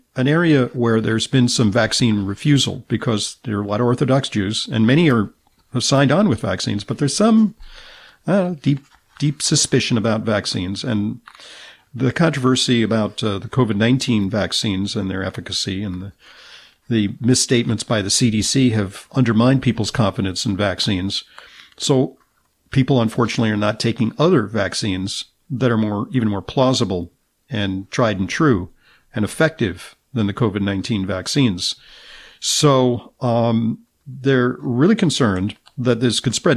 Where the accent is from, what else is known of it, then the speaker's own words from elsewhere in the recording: Southern California, United States; I'm from Southern California